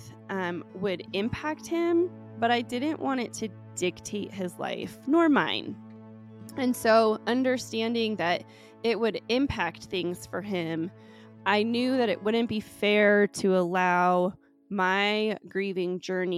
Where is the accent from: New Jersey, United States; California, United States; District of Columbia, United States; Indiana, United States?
California, United States; San Francisco; now in Colorado, United States; So I'm originally from California and was born in San Francisco. And I am first generation on my dad's side and second generation on my mom's side. So both my parents are of Russian descent.